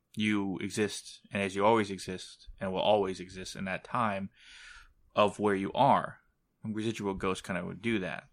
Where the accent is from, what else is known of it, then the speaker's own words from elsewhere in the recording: San Antonio, Texas, United States; my hometown of San Antonio